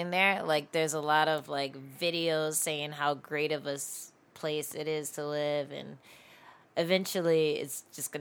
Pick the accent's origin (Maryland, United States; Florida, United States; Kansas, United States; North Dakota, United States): Maryland, United States; moved away as an adult; now in New York, United States; I'm from Maryland